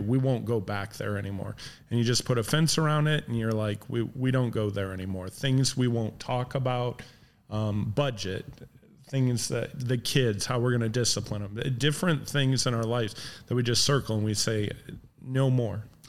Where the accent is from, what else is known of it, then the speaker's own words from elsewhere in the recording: Midwest, United States; moved away; we grew up in the Midwest